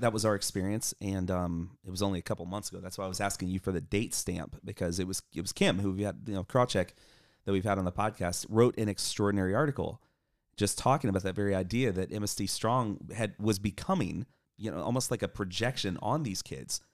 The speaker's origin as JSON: {"language": "English", "town": "Coral Springs", "region": "Florida", "country": "United States", "tie": "born or raised there", "moved": "yes", "said": "live here in Coral Springs, Florida. And this is my hometown, so came back to represent"}